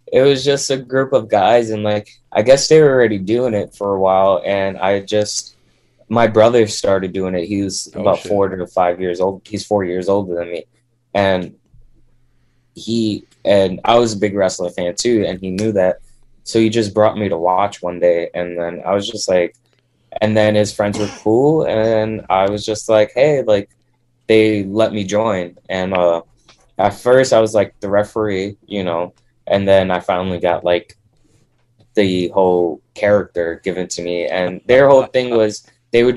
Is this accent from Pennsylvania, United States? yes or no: no; New York City, New York, United States; I grew up in Brooklyn, New York.